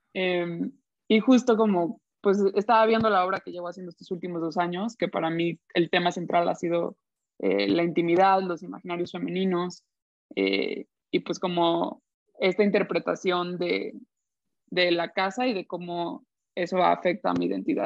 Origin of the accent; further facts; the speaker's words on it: Guadalajara, Jalisco, Mexico; moved away as an adult; also born or lived in United States; yo de Guadalajara